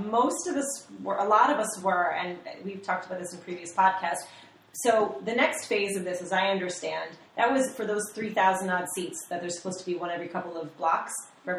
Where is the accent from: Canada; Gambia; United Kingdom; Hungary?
United Kingdom; Northern Ireland